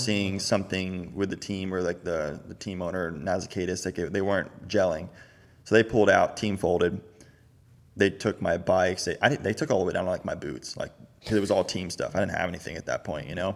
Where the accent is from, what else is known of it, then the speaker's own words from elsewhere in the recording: Florida, United States; also born or lived in California; born and raised Florida my whole life